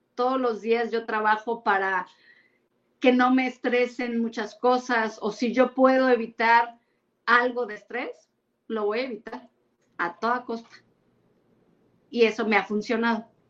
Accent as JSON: {"language": "Spanish", "town": "Orizaba", "region": "Veracruz", "country": "Mexico", "also_born_or_lived": "Mexico City / Puebla", "moved": "yes", "said": "yo soy de Orizaba, Veracruz, he vivido en México, en Puebla y ahora aquí"}